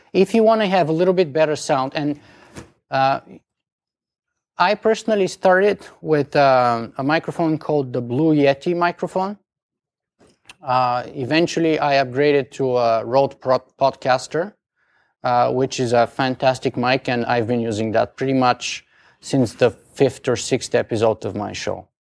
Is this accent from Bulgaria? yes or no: yes; Bulgaria; accent: strong Bulgarian; English is a second language; moved away as an adult; now in Canada; English is not my first language. I have a strong Bulgarian accent